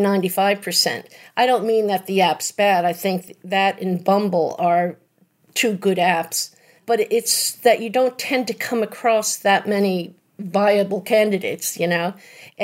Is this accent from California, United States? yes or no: no; New York, United States; I grew up right outside of New York City